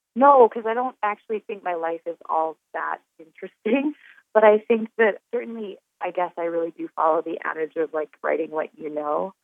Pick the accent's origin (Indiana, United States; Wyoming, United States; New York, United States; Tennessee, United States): Wyoming, United States